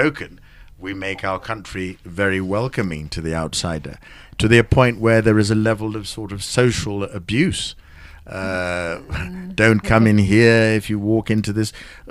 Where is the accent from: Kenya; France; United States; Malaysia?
Kenya; I'm a Kenyan of a generation where at some point, we turned on a certain section of our community and said, Asians must go.